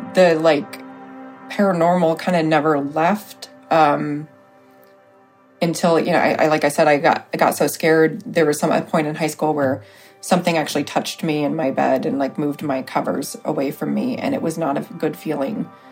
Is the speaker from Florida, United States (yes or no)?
no; Richmond, Indiana, United States; also born or lived in Arizona; Richmond, Indiana